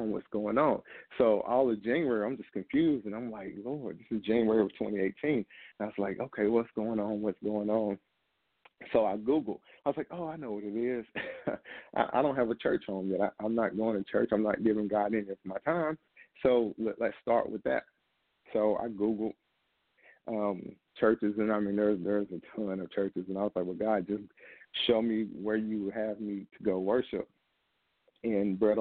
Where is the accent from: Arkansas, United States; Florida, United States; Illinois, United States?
Arkansas, United States; Camden; moved away as an adult; now in Georgia, United States; I had moved here in December of 2017 from my home state of Arkansas.